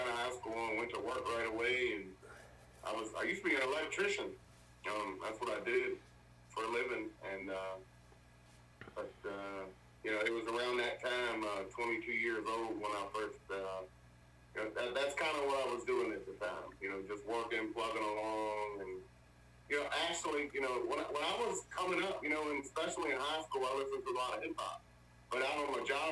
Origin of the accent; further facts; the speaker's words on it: Louisa, Virginia, United States; also born or lived in Warrenton, Virginia; Moved to Louisa here, where I've been staying for, up till now, when I was about 1 year old